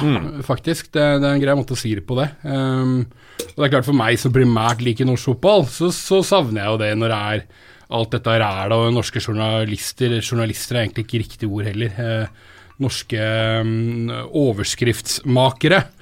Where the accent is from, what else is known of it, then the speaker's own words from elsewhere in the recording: Romerike, Akershus, Norway; also born or lived in Telemark; jeg vokste opp på Romerike, jeg òg.